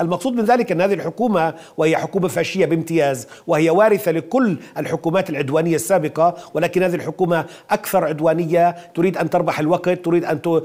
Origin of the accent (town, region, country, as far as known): Palestine